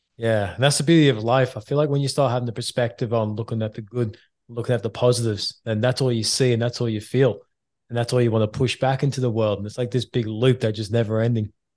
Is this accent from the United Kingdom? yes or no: yes; England, United Kingdom